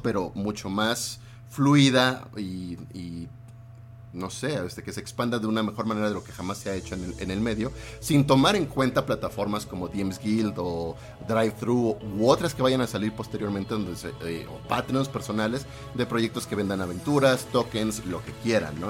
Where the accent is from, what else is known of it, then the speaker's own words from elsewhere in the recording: Mexico; Casi no como picante. Soy muy antimexicano en ese sentido